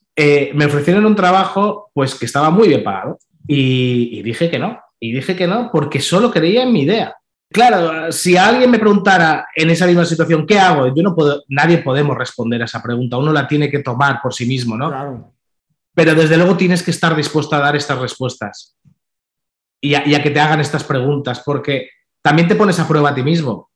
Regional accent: Balearic Islands, Spain; yo soy de las Islas Baleares

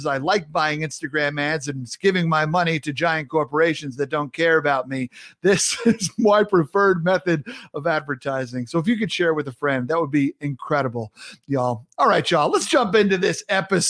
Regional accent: Sayville, New York, United States; accent: New York; moved away; also born or lived in the South; So I grew up in Long Island, New York, grew up in Sayville, halfway between the city and the Hamptons.

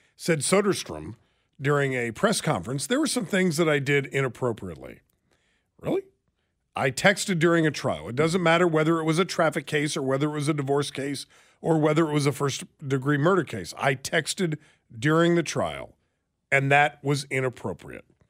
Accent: Alaska, United States; moved away; ever since I was a little kid growing up in Alaska

